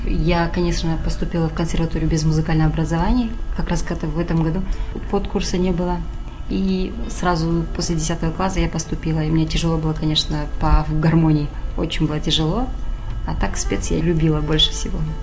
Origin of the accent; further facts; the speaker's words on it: Almaty Region, Kazakhstan; moved away as an adult; now in Astana, Kazakhstan; Я родом с Алматинской области, с Игорского района, села Сюмба. Там родилась.